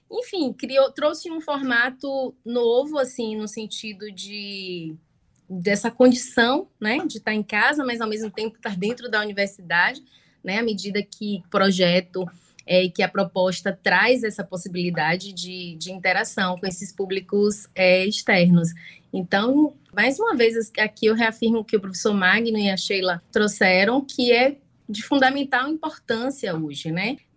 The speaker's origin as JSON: {"language": "Portuguese", "town": "Salvador", "region": "Bahia", "country": "Brazil", "said": "eu sou, sou de Salvador, né, tô aqui, sou da Bahia, na verdade, moro aqui em Salvador"}